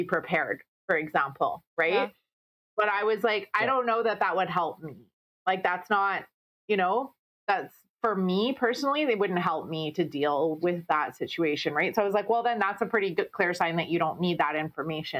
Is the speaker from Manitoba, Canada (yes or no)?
yes; Winnipeg, Manitoba, Canada; I grew up in Transcona.